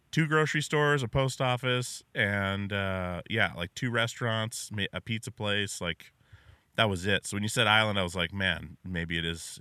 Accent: Alaska, United States; I'm from Alaska

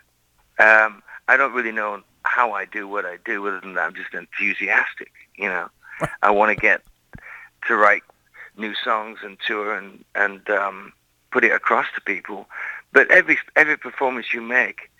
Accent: Lancaster, North West England, United Kingdom; moved away; growing up in England as a little kid

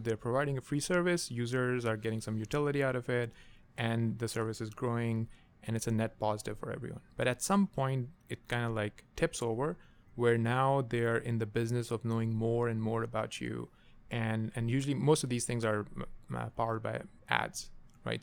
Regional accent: Pakistan; moved away; I, I grew up in Pakistan

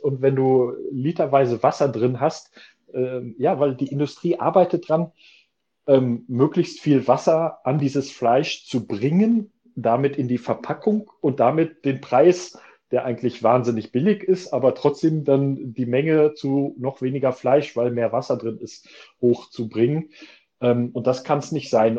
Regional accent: Germany

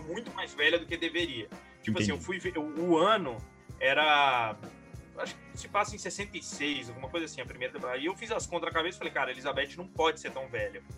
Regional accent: Brazil; eu sou brasileiro

